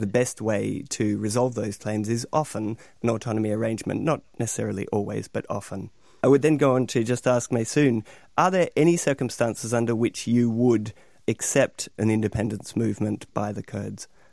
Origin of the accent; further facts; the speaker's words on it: Melbourne, Victoria, Australia; Within Australia, I'm a Victorian, and I'm from Melbourne